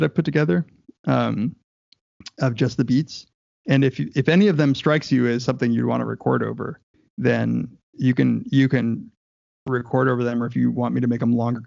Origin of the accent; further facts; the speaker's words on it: Southern California, United States; I grew up in Southern California